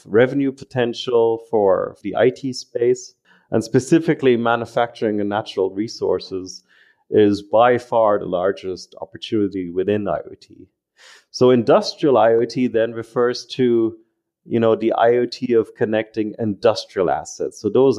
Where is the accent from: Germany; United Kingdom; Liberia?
Germany; also born or lived in Ireland / United States; You know, I've been born and raised in Germany, but I spent a lot of time in Ireland and the United States, hence the accent.